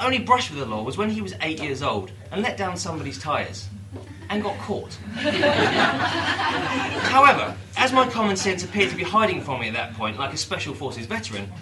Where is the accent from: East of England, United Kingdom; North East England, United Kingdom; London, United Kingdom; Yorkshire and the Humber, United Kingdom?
East of England, United Kingdom; Dunstable; about 5 miles away from my hometown of Dunstable